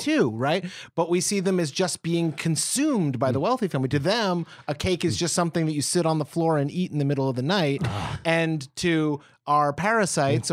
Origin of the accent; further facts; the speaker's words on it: United States; as an American.